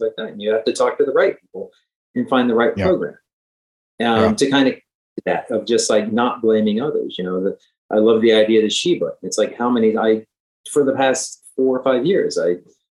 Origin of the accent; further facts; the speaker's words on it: Ohio, United States; now in Philadelphia, United States; I live in Philadelphia. I'm from Ohio